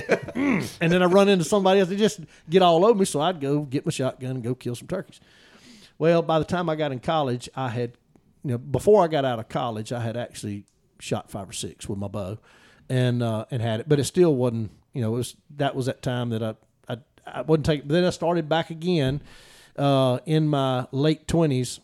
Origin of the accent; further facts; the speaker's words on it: Noxubee County, Mississippi, United States; I grew up in Knoxville County